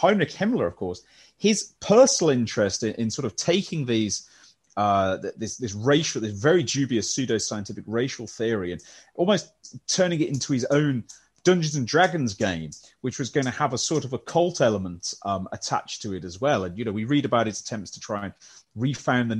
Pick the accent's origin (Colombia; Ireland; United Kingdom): United Kingdom; West Midlands; Or a Midlander, I'm afraid. Baggy. If those of you who follow football know what that means, and Midlander through and through